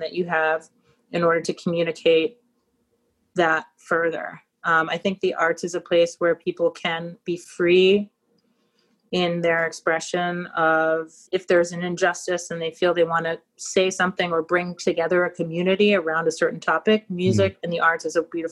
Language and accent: English; New York, United States; grown up in New York